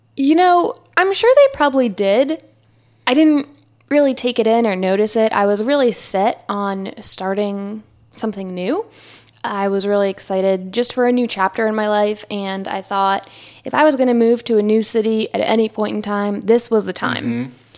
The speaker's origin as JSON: {"language": "English", "region": "New Jersey", "country": "United States", "tie": "born or raised there", "also_born_or_lived": "Philadelphia", "moved": "as an adult", "lives_now": "Charlotte, United States", "said": "I grew up in New Jersey."}